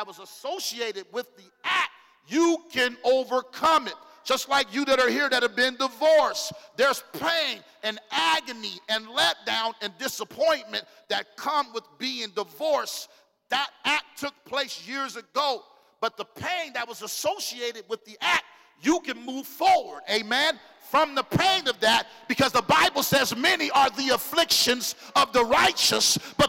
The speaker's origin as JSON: {"language": "English", "town": "Phoenix", "region": "Arizona", "country": "United States", "tie": "born or raised there", "said": "me and my wife, we grew up on Peoria"}